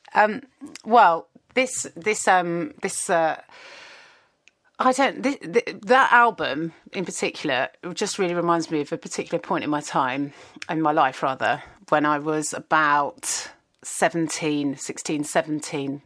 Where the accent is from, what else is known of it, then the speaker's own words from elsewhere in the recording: Kingston upon Thames, London, United Kingdom; I grew up in Kingston and just outside of London